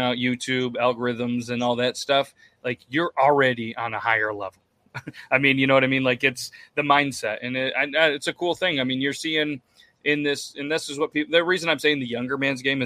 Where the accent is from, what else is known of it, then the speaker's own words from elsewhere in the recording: New York, United States; New York, but not the city